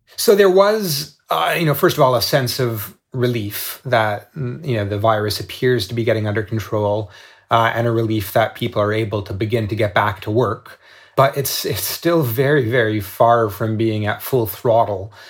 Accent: Canada; now in Shanghai, China; I'm a Canadian.

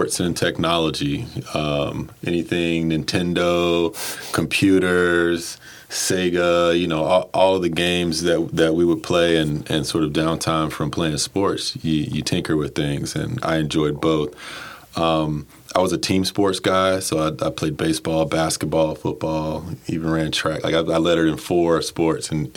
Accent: Durham, North Carolina, United States; moved away as an adult; now in Baltimore, United States; grew up in Durham, North Carolina.

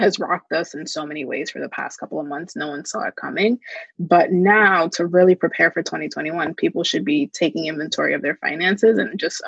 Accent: New Jersey, United States; I am from Jersey.

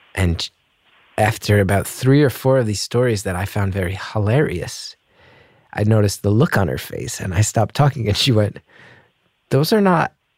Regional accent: Northeast of the United States, United States; now in New York City, United States; I'm from the Northeast of the United States.

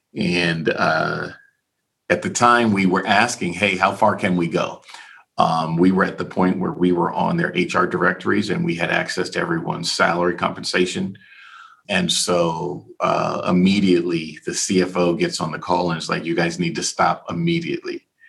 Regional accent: Key West, Florida, United States; moved away; I'm born and raised in Key West, Florida

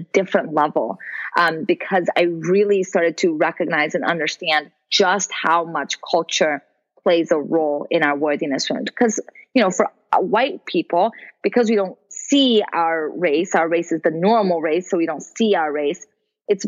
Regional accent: Brazil; now in United States; I'm an immigrant also. I'm from Brazil.

